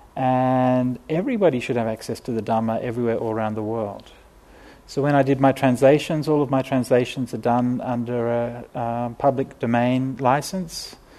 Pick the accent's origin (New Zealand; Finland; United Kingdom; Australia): Australia; I'm a city kid, right? I mean, you know, I, I grew up in Australia, but, you know, in the city